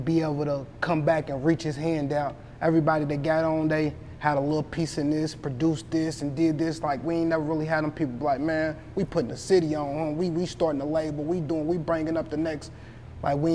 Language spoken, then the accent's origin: English; Louisville, Kentucky, United States